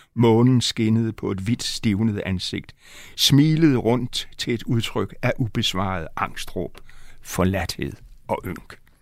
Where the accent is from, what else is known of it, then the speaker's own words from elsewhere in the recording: Aalborg, North Denmark Region, Denmark; moved away; also born or lived in Himmerland; jeg boede nogle år i min barndom i Aalborg